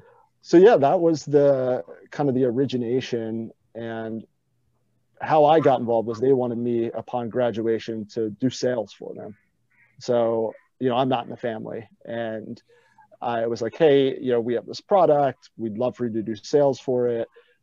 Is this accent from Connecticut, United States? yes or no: no; Atlantic City, New Jersey, United States; I grew up in Atlantic City